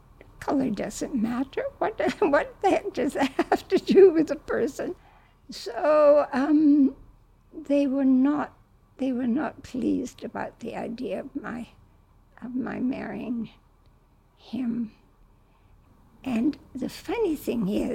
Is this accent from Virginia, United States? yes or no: no; Vermont, United States; moved away as an adult; also born or lived in New York; now in Nigeria; I'm originally from Vermont